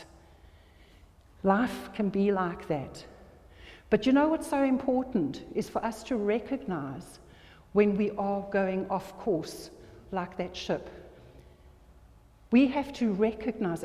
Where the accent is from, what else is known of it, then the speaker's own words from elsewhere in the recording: South Africa; moved away; also born or lived in this country (birthplace, unnamed); went to South Africa, and I grew up in South Africa